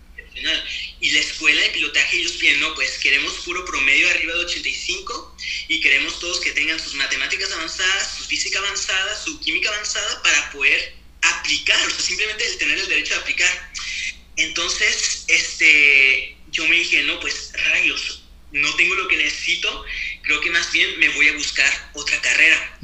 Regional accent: Torreón, Coahuila, Mexico; also born or lived in Canada; now in Saguenay, Canada; soy mexicano de nacimiento, nací en Torreón, Coahuila, y ya llevo aproximadamente unos 15 años viviendo en Canadá

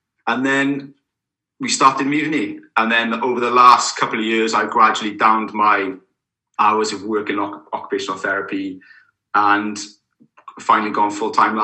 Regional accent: Caerphilly, Wales, United Kingdom; I'm originally from Caerphilly, which is just down the road from Newport

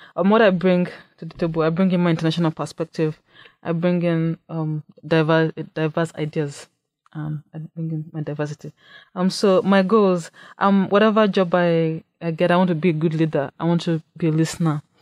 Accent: Nigeria; moved away as an adult; now in Saint Cloud, United States; I'm, I'm also from Nigeria, and I came to Saint Cloud State in fall of twenty fourteen

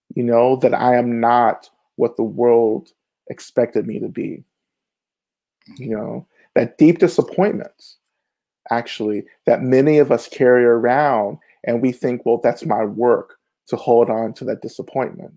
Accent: Rome, Georgia, United States; also born or lived in Boston; now in Atlanta, United States; I'm originally from Rome, Georgia, which is about an hour and a half north of Atlanta

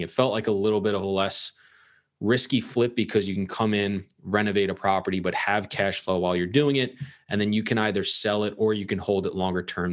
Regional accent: Long Island, New York, United States; I grew up in Long Island, New York

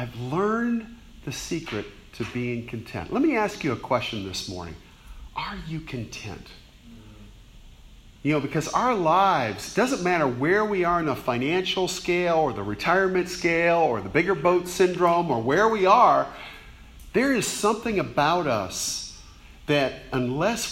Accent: Fort Lauderdale, Florida, United States; moved away as an adult; also born or lived in New Orleans / Gainesville, Florida; I grew up in Fort Lauderdale, Florida.

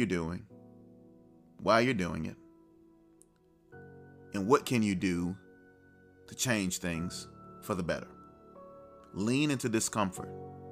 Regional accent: United States; I'm American through and through.

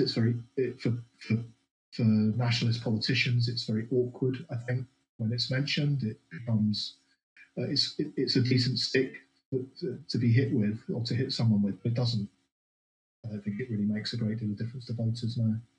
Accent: London, United Kingdom; moved away as an adult; now in Scotland, United Kingdom; I arrived as a more fresh-faced Londoner. Still got still got my accent, of course

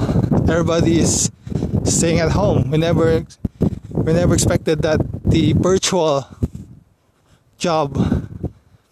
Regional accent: Philippines; back here where I'm from the Philippines

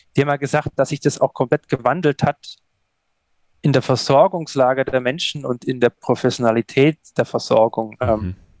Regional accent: Allgäu, Bavaria, Germany; aufgewachsen im Allgäu

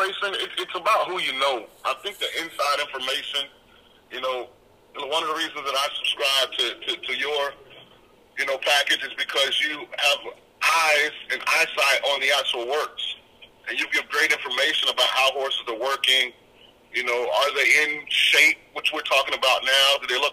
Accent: St. Petersburg, Florida, United States; I'm from Central Florida. I'm actually from St. Petersburg. I lived my life in the Bay Area

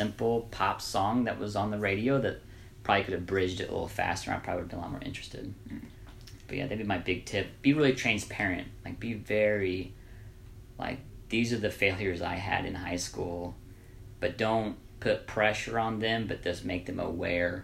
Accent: Evansville, Indiana, United States; I'm from Evansville, Indiana.

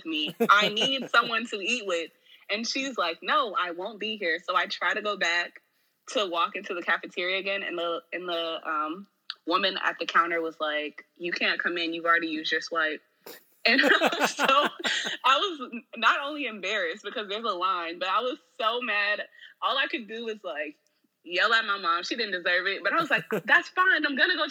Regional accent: Portland, Oregon, United States; moved away as an adult; also born or lived in Atlanta, Georgia; when I left Portland, I turned 18 the day before classes started

